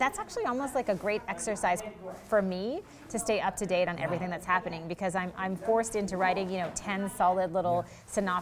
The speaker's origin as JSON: {"language": "English", "town": "Charlottetown", "region": "Prince Edward Island", "country": "Canada", "said": "I am from Charlottetown, Prince Edward Island"}